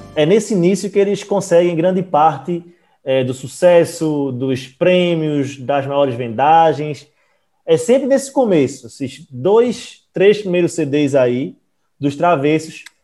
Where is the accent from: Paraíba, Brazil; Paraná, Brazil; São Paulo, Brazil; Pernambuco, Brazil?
Pernambuco, Brazil; Recife; Aqui a gente é de Recife, né? A gente é de Pernambuco